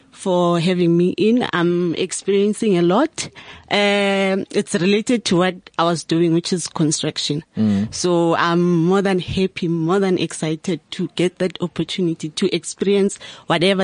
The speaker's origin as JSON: {"language": "English", "town": "Tembisa", "region": "Gauteng", "country": "South Africa", "said": "I'm from Tembisa"}